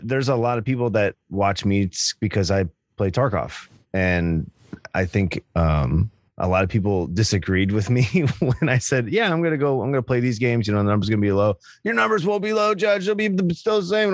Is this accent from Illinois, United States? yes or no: no; Indiana, United States; I'm from Indiana